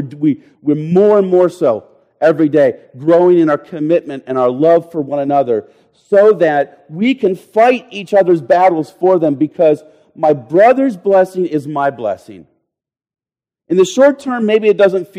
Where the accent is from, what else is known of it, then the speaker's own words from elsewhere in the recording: United States; we Americans